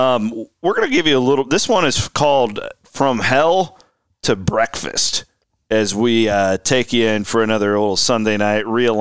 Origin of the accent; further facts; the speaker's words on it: Iowa, United States; Growing up in Southwest Iowa, it was insufferable to be an Iowa or an Iowa State fan in that era